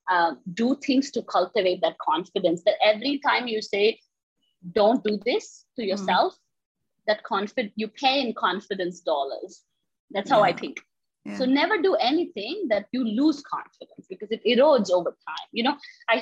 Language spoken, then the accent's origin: English; India; moved away as an adult; now in United States; I grew up in India